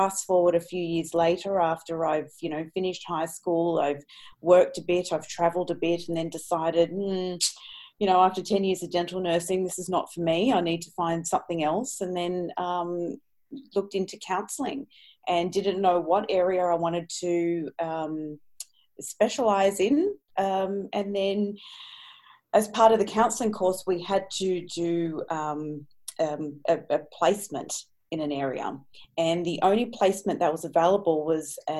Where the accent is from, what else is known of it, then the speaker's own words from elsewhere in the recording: Sydney, New South Wales, Australia; I'm from Sydney, Australia. And I grew up in a very different household